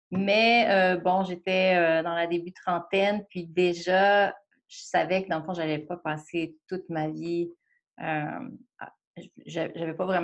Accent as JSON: {"language": "French", "town": "Sainte-Foy", "region": "Quebec", "country": "Canada", "tie": "born or raised there", "also_born_or_lived": "Montreal", "said": "viens de Sainte-Foy."}